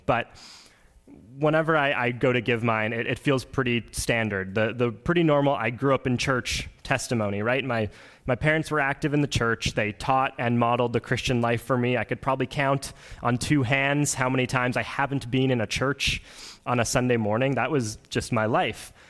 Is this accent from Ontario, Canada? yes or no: no; Oakbank, Manitoba, Canada; I'm from Oak Bank, Manitoba, so really not that far from here. It was about a 35, 40 minute drive this morning, um, and I grew up on a grain farm.